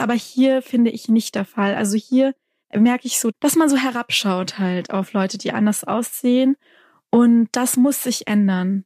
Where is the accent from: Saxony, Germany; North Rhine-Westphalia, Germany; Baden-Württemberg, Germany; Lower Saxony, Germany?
Baden-Württemberg, Germany; Lake Constance; also born or lived in Stuttgart / Tübingen; ich bin ja hier in Baden-Württemberg aufgewachsen, an der Enns geboren, am Bodensee aufgewachsen, dann später nach Stuttgart